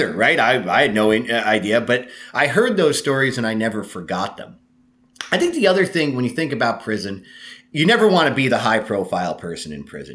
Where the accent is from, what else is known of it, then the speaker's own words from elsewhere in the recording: Jersey Shore, New Jersey, United States; my hometown, which is a very small town at the Jersey Shore.